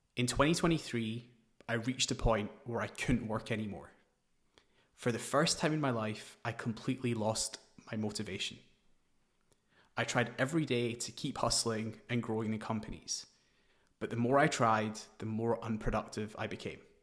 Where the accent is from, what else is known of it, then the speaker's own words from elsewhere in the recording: Glasgow, Scotland, United Kingdom; moved away as an adult; also born or lived in New Delhi / London; I was born in Glasgow, Scotland. After a few years, we moved to New Delhi, but my parents moved us back for a better education. I played tennis and cricket for Scotland in my teens